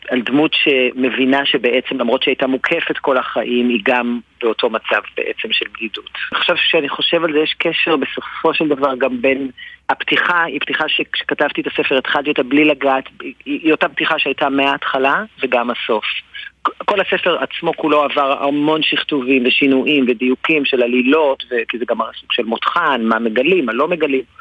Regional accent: Central District, Israel; now in Tel Aviv, Israel; אני, אני גדלתי במרכז, אני גר היום בתל אביב, שירתתי בצבא בדרום

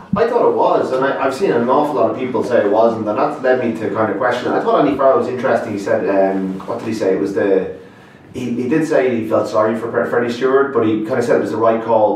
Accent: Ireland; I still have this probably legacy of being, you know, being Irish

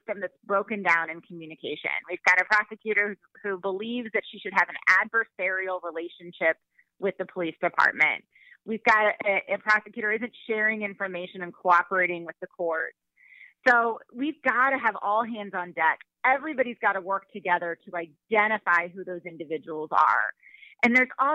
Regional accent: St. Louis, Missouri, United States; I live in St. Louis

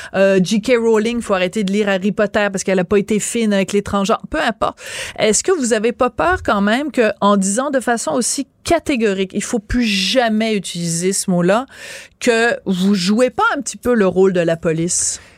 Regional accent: Quebec, Canada; Quand nous, on le dit au Québec

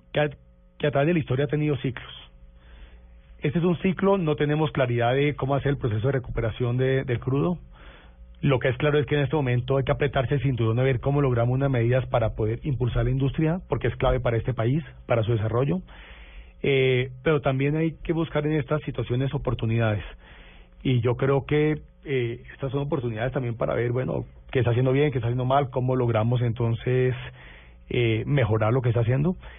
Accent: Cali, Valle del Cauca, Colombia; quiero mucho mi tierra

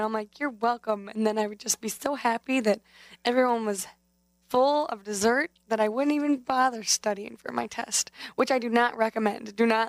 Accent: Chippewa Falls, Wisconsin, United States; now in Madison, United States; I'm from Chippewa Falls, but right now I'm living down here down in Madison.

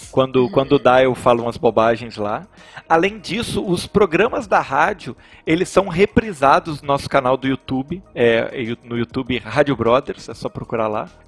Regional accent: Minas Gerais, Brazil; também na minha cidade aqui, eu sou do interior de Minas, na minha cidade a gente tem uma rádio

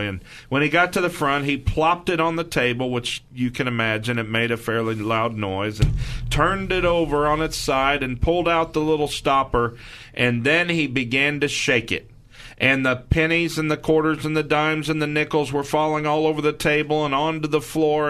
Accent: Missouri, United States; I'm from Missouri

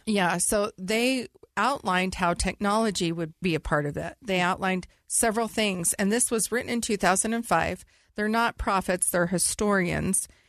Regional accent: California, United States; I was raised in California

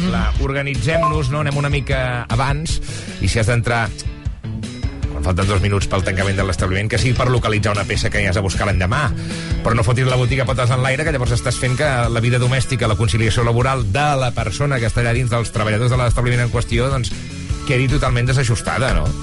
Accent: Osona, Catalonia, Spain; jo sóc el senglar d'Osona

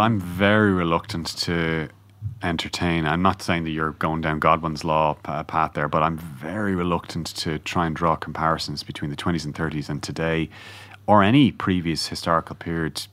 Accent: Ireland; as Irish people

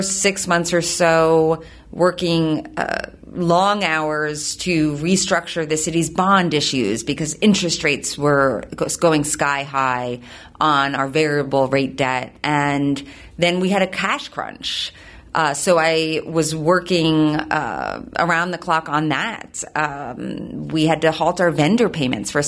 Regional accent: Philadelphia, Pennsylvania, United States; also born or lived in New York; I grew up in the Philadelphia area, but spent about 9 years in New York

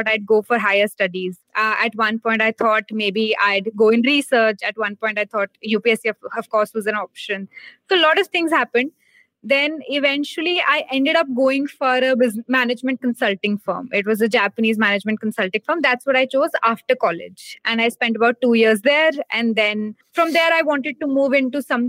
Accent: Hisar, Haryana, India; moved away as an adult; also born or lived in Delhi; I come from Hisar, Haryana. That's where I was born and then brought up. That's where I did my schooling.

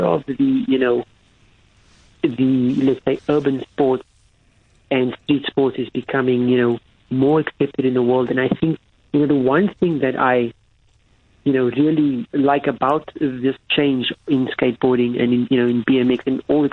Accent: Cape Town, Western Cape, South Africa; where I grew up in Athlone

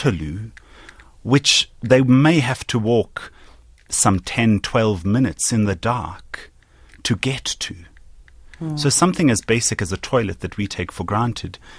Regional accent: Johannesburg, Gauteng, South Africa; I have been privileged growing up in Johannesburg

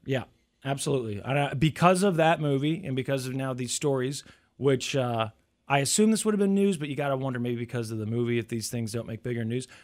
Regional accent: United States; growing up in the United States

